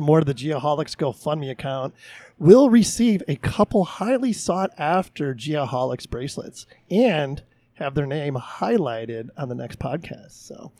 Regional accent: Chicago, Illinois, United States; I'm from Chicago.

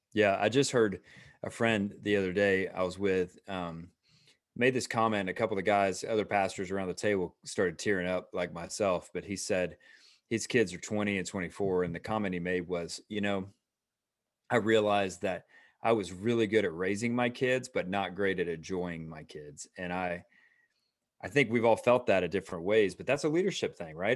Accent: Atlanta, Georgia, United States; also born or lived in Roswell; we are, uh, again, native Atlanta

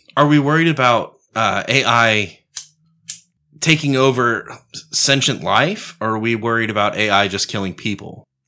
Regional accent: Texas, United States; I'm a Texan.

